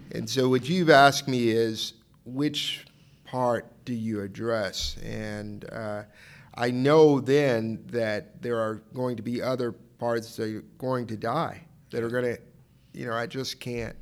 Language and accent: English; Dallas, Texas, United States; I'm from Dallas